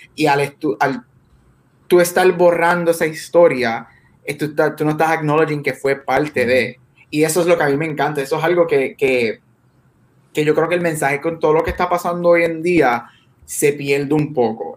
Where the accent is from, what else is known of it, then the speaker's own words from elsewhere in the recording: Puerto Rico; nosotros somos latinos y boricuas